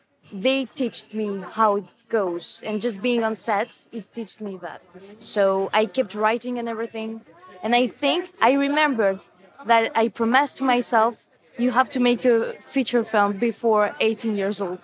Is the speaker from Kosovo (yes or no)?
yes; Kosovo; also born or lived in France; I was born in France, but I grew up there in Kosovo. And the village, the town we see in the film is the town where I grew up